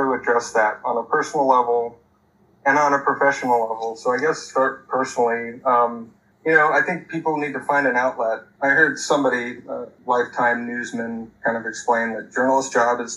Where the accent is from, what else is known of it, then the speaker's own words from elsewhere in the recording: Eugene, Oregon, United States; moved away as an adult; also born or lived in Montana; now in San Diego, United States; I got an opportunity to work at my hometown newspaper, the Register Guard in Eugene